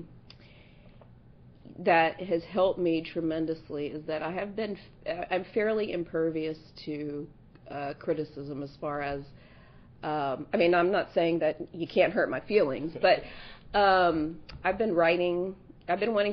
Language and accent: English; South Louisiana, United States; also born or lived in Kansas; So I was born in Kansas, but I grew up in South Louisiana.